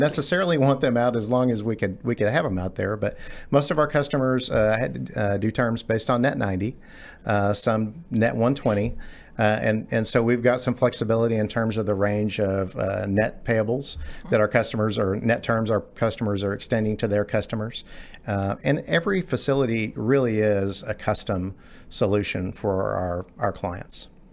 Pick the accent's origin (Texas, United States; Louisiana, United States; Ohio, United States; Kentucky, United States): Texas, United States; Garland; I grew up in Garland. I'm a, I'm a native Texan, grew up in the Garland area